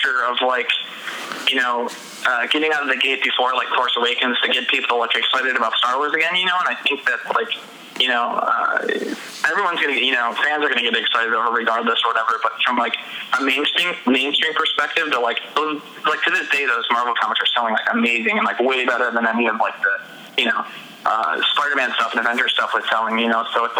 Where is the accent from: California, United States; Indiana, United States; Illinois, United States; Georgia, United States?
Illinois, United States; Chicago; I'm from Chicago